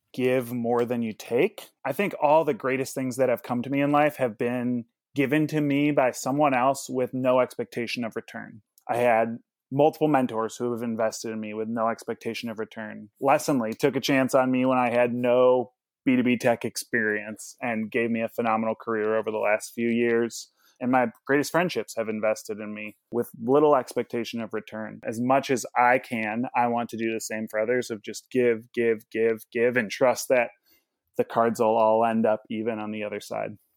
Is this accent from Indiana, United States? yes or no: yes; Indianapolis, Indiana, United States; I hail from Indianapolis, Indiana